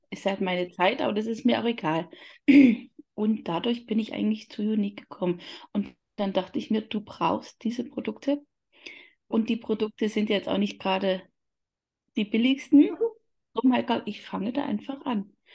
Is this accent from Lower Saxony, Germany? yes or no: no; Upper Palatinate, Bavaria, Germany; komme aus Oberfichtach, das liegt in der Oberpfalz